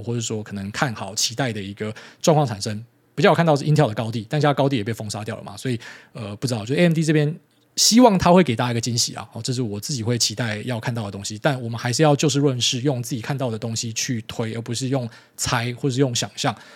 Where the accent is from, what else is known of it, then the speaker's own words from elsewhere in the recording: Miaoli County, Taiwan; 我是苗栗人加客家人